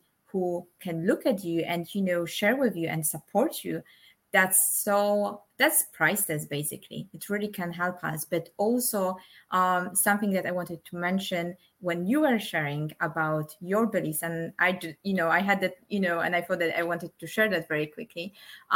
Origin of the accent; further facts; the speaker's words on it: Poland; moved away; I'm originally from Poland, but I don't call myself I'm Polish. I just say I'm from Poland.